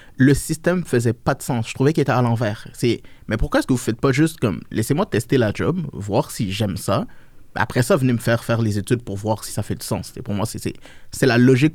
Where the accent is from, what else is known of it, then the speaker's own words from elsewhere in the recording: Montreal, Quebec, Canada; also born or lived in Niger; je me suis acclimaté ici, j'ai grandi. À l'âge de 8 ans